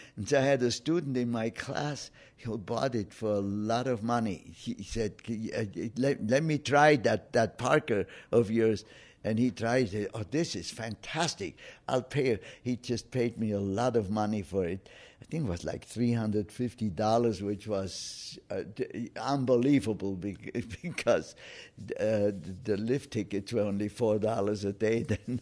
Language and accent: English; Oberstaufen, Bavaria, Germany; moved away as an adult; my hometown of Oberstaufen